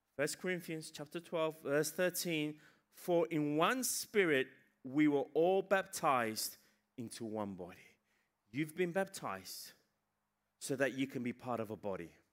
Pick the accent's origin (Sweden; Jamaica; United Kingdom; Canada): United Kingdom; England; moved away; I was raised in England